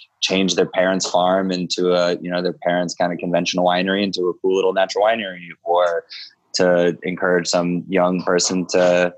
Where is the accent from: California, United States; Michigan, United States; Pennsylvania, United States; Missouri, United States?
Pennsylvania, United States; Philadelphia; moved away as an adult; also born or lived in Utah; now in Brooklyn, United States; I grew up around Philadelphia area. I moved to New York in, you know, when I was 20 years old